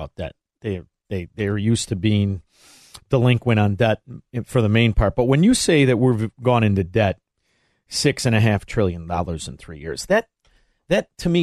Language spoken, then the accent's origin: English; Chicago, Illinois, United States; now in Florida, United States; I live in Florida, but I'm from Chicago